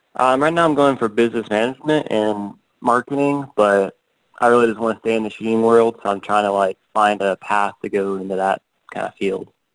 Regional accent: Canton, Georgia, United States; I'm from Georgia. I in Canton, about an hour north of Atlanta

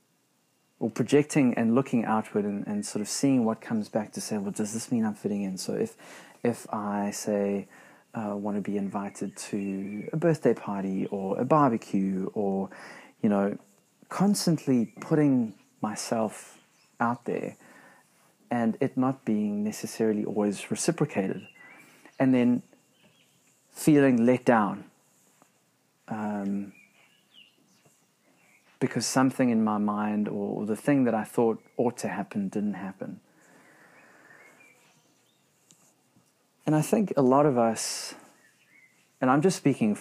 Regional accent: South Africa; moved away as an adult; now in New Zealand; being South African, new to New Zealand, relatively new to New Zealand

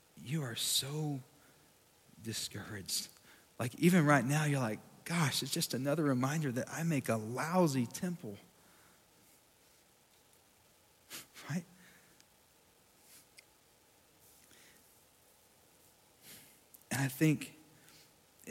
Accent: Sweetwater, Texas, United States; my hometown in Sweetwater, Texas

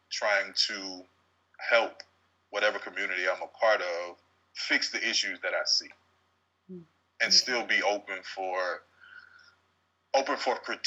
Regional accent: Hope, United States; I'm from Hope. Y'all got to understand, I'm country and I'm a little hood.

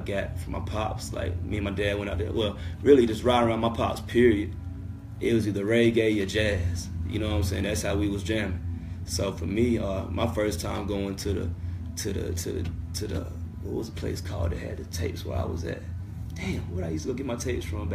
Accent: High Point, North Carolina, United States; I'm from High Point, North Carolina. I went to Andrews High School

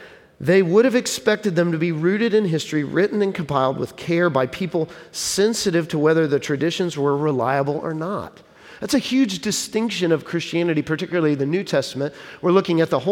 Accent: Texas, United States; moved away; I'm from Texas originally, and my wife and I both are

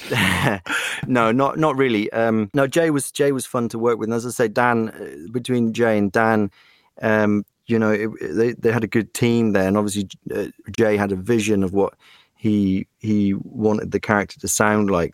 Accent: West Country, South West England, United Kingdom; moved away as an adult; also born or lived in Germany; now in Prague, Czech Republic; I moved to England when I was seven and uh, grew up very English

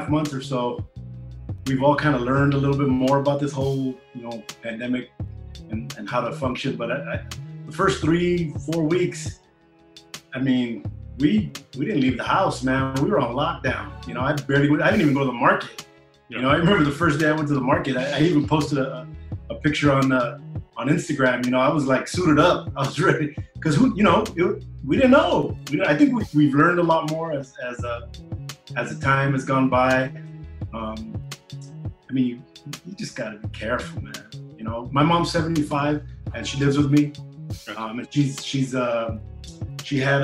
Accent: Bell Gardens, California, United States; also born or lived in Charter Oak, California; I grew up in the city of Bell Gardens, which they're neighboring little towns in Southeast

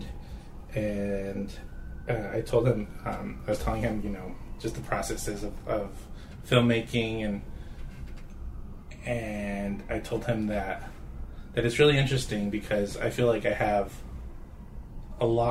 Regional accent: Albuquerque, New Mexico, United States; growing up in Albuquerque, New Mexico

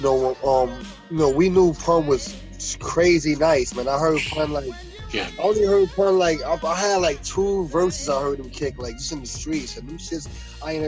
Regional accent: New York City, New York, United States; I'm from Prospect. From Prospect Avenue, born and raised

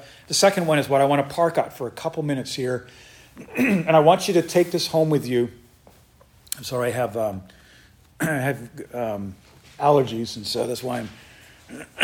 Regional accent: United States; in the United States, we have it so good. We're so blessed here

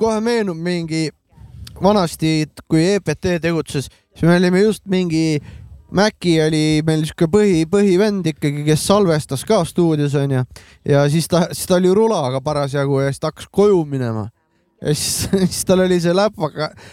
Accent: Pärnu, Pärnu County, Estonia; meie oleme Mäkiga Pärnu poisid

